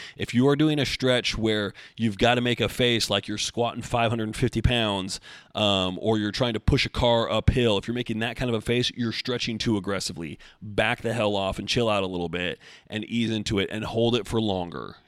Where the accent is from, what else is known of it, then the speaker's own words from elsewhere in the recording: Oregon, United States; also born or lived in Beaverton, Oregon; I'm born and raised in Oregon, but I always lived, you know, mid valley area